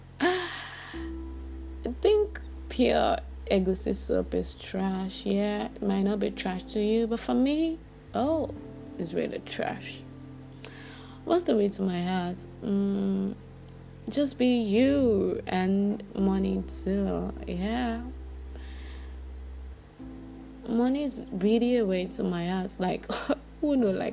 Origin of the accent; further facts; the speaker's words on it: Lagos, Nigeria; I'm Yoruba. I'm from Lagos.